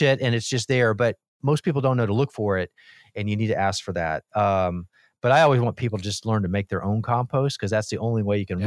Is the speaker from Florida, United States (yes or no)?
yes; Miami, Florida, United States; I grew up in Miami and I was the mm-hmm. youngest of four boys.